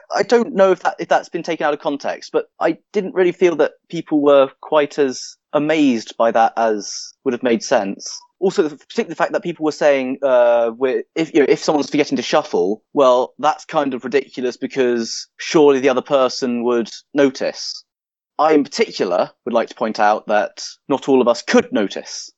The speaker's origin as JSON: {"language": "English", "region": "London", "country": "United Kingdom", "moved": "as an adult", "lives_now": "Lancaster, United Kingdom", "said": "I'm originally from London"}